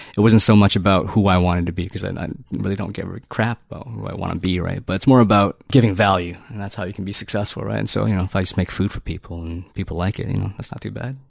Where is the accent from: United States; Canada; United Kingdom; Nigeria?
Canada; Toronto, Ontario; I'm from Toronto. I'm from Toronto